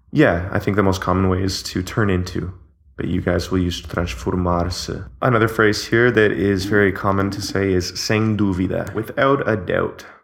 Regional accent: Canada; now in Portugal; I'm Canadian

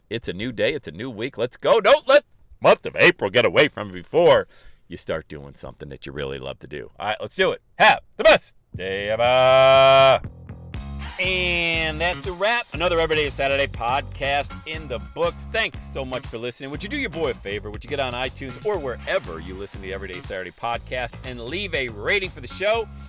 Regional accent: Bradford, Pennsylvania, United States; I was a huge Yankee fan growing up in Bradford, Pennsylvania.

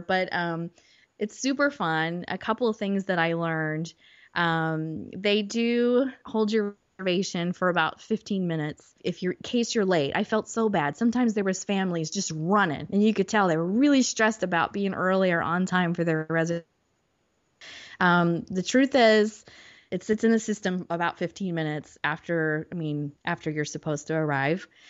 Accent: Orlando, Florida, United States; I'm born and raised in Orlando

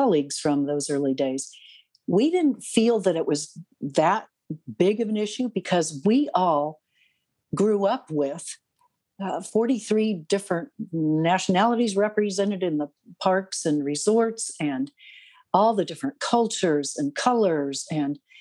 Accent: Canada; I'm a Canadian

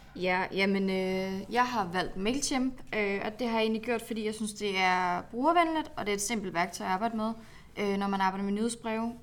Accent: Aalborg, North Denmark Region, Denmark; moved away; Jeg kommer fra Aalborg.

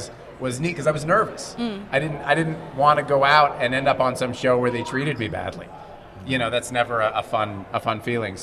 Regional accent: Montreal, Quebec, Canada; I'm actually from Montreal. I can speak French.

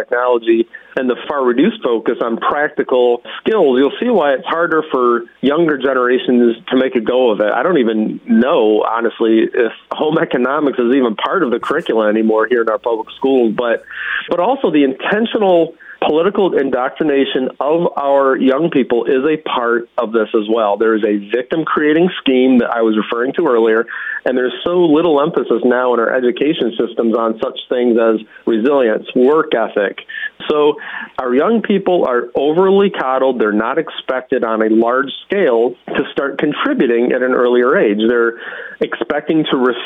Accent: Western New York, United States; I grew up in Western New York

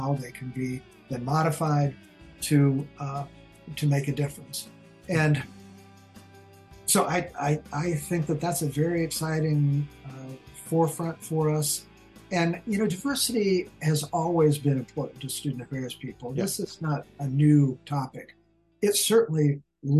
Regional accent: Boulder, Colorado, United States; also born or lived in Arizona; I'm a native of Colorado. I was actually born in Arizona, but I grew up in Colorado in Boulder

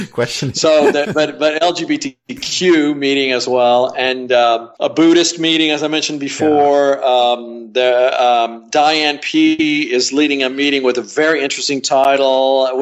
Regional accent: Amarillo, Texas, United States; also born or lived in Austin; Didn't grow up in Austin. I grew up in Amarillo.

